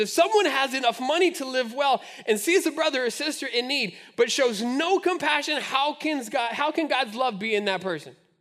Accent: Albuquerque, New Mexico, United States; now in Omaha, United States; growing up in Albuquerque, we had the Albuquerque Dukes

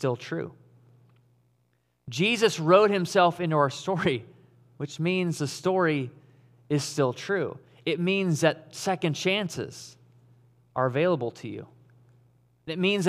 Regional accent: Caledonia, Michigan, United States; moved away as an adult; also born or lived in Auckland, New Zealand; I grew up in West Michigan. I grew up in Caledonia.

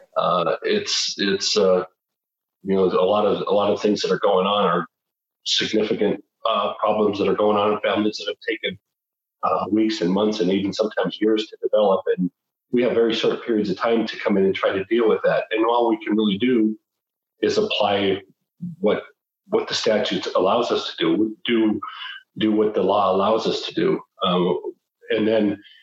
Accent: Butte, Montana, United States; also born or lived in Missoula, Montana; I was born and raised in Butte

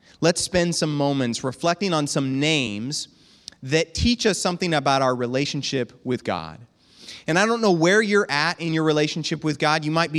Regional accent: Bushnell, United States; from Bushnell.

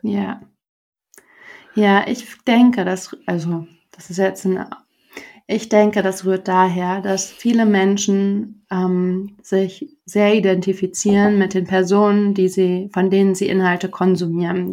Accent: Germany; für uns, ich glaube, als ähm, Deutsche

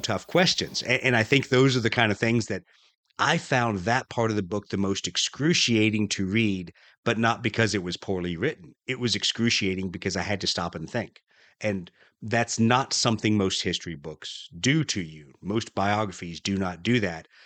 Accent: Huntsville, Alabama, United States; I spent a lot of my time growing up around Huntsville, Alabama

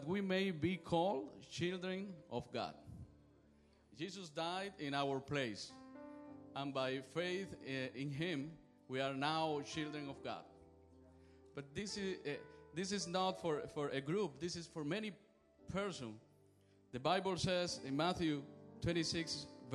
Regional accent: Cuba; moved away; I am from Cuba.

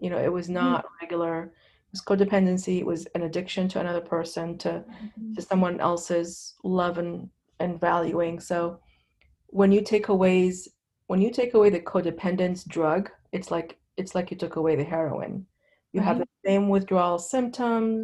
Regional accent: Lebanon; now in United States; I grew up in Lebanon.

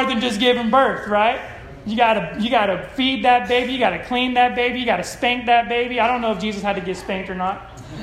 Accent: Empire, California, United States; I'm from Empire, California

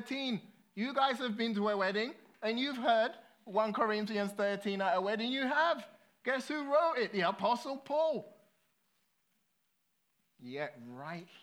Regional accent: London, United Kingdom; I grew up in London, and London, if you live in London, you just don't need a car

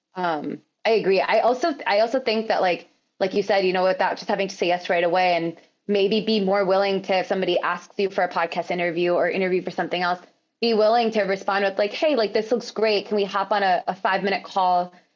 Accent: United States; I'm also American

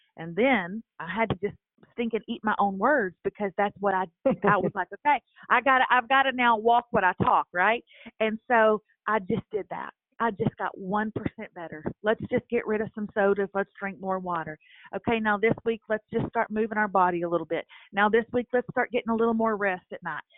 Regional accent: Lufkin, Texas, United States; moved away as an adult; also born or lived in Nashville; I moved back to my hometown, my small hometown of Lufkin, Texas

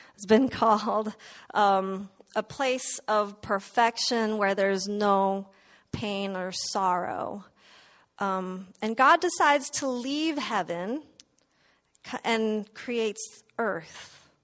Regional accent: Indonesia; moved away; I was born in Indonesia

